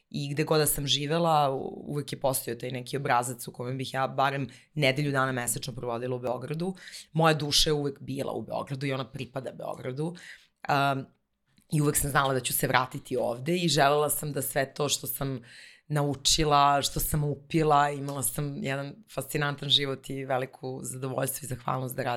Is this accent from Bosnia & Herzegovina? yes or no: no; Bar, Montenegro; now in Belgrade, Serbia; baka živela u baru i ja sam svoje detinstvo provela u tom gradu i najlepše uspomene vezujem za, za taj grad. I e, moja porodica sa mamine strane dolazim iz jedne pomorske porodice